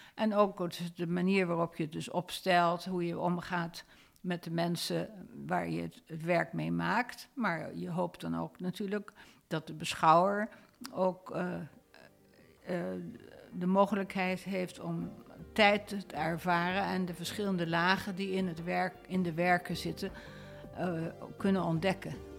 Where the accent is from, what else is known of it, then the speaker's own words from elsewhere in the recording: Rotterdam, South Holland, Netherlands; moved away; also born or lived in San Francisco, United States; Ik ben in Rotterdam opgegroeid.